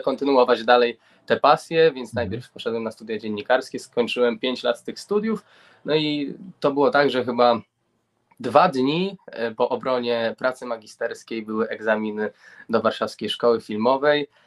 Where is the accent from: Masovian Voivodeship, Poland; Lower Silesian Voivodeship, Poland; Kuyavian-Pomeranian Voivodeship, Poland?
Kuyavian-Pomeranian Voivodeship, Poland; Grudziądz; ja pochodzę z Gruziądza, z Kujaw i Pomorza